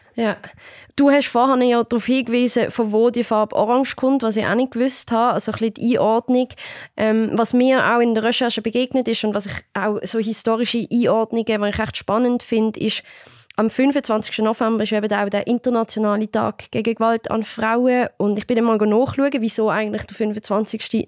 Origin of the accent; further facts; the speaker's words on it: Basel, Basel-Stadt, Switzerland; Ich komme ja aus Basel